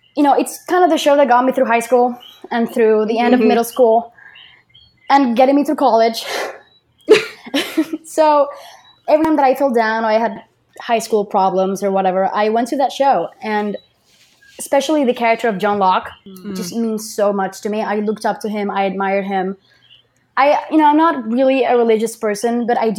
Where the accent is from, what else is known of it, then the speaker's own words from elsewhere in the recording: Puerto Rico; English is a second language; I'm from Puerto Rico.